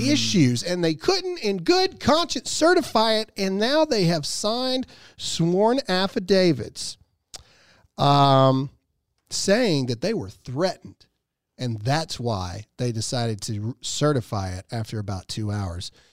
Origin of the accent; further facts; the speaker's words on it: Mississippi, United States; I'm an idiot from Mississippi